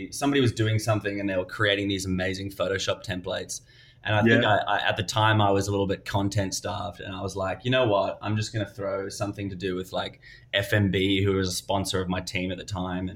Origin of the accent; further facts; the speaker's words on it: South Africa; also born or lived in Melbourne, Australia / Queensland, Australia; now in United States; I'm Australian. I'm originally South African, but I guess I was born in South Africa, moved to Australia